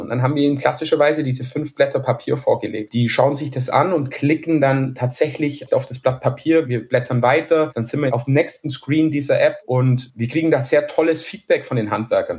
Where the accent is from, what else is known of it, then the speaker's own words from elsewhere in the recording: Bavaria, Germany; man hört's ja vielleicht, ich komme aus Bayern